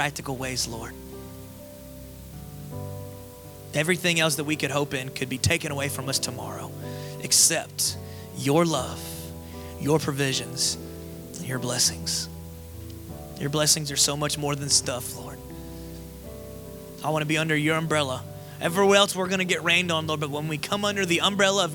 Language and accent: English; Florida, United States; also born or lived in Las Vegas, United States; now in Georgia, United States; I grew up in Florida